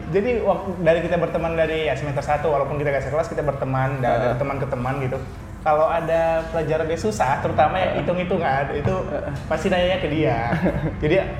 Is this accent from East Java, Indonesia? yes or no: no; Pematang Siantar, North Sumatra, Indonesia; aku juga dari Pematang Siantar